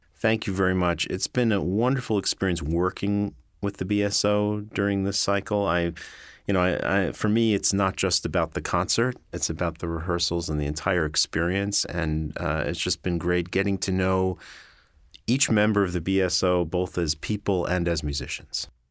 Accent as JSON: {"language": "English", "town": "Great Neck", "region": "New York", "country": "United States", "tie": "born or raised there", "said": "I'm from New York. I grew up on Long Island in a town called Great Neck"}